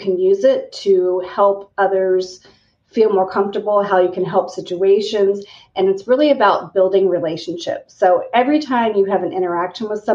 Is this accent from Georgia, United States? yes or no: no; Kansas, United States; I, remarkably enough, grew up in a teeny tiny town in Kansas on a farm